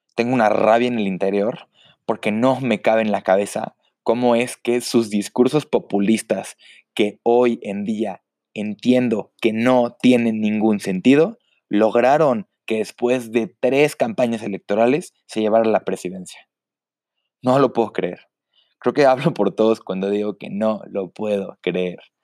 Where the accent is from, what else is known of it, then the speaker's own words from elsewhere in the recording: Mexico; como mexicano